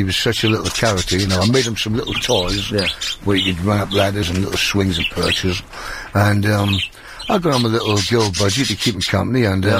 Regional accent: Newcastle upon Tyne, North East England, United Kingdom; I'm from Newcastle, actually, from Newcastle upon Tyne.

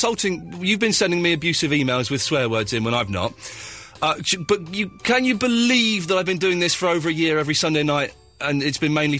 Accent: United Kingdom; I'm a British gentleman. Why would I want to watch that American tosh?

